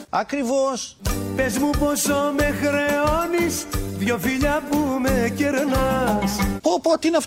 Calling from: Heraklion, Crete, Greece; από το Ηράκλειο τη Κρήτη.

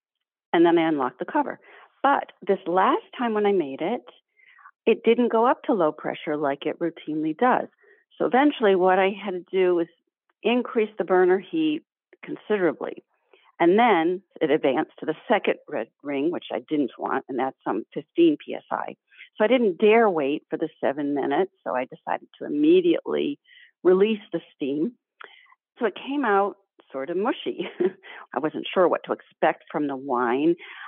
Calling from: Wamsutta, Massachusetts, United States; Wamsutt, Mass.

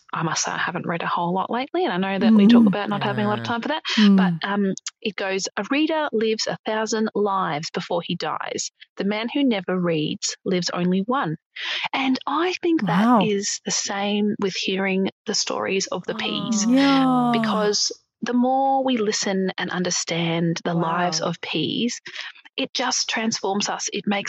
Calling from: Melbourne, Victoria, Australia; I'm from Melbourne.

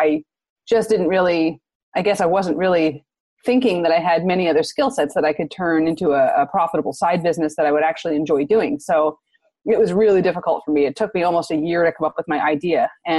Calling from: San Diego, California, United States; Oh, San Diego. Sunny San Diego.

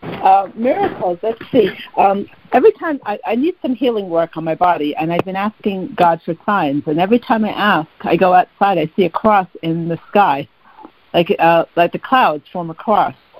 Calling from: New York, United States; I'm calling from New York

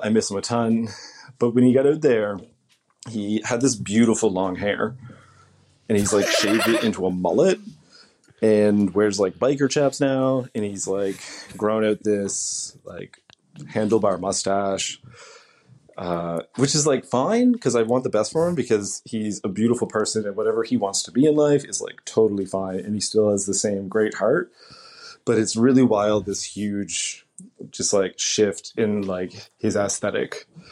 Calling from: Tatamagouche, Nova Scotia, Canada; I'm calling from Tatamagoshi, Nova Scotia.

